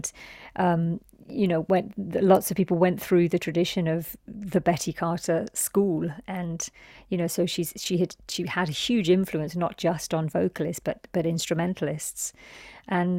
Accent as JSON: {"language": "English", "region": "London", "country": "United Kingdom", "tie": "born or raised there", "said": "my reality of growing up in London"}